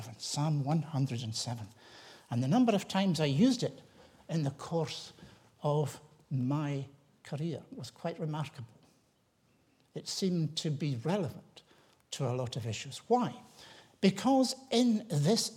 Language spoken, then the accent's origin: English; Tiree, Scotland, United Kingdom; I was that wee boy growing up in Tyree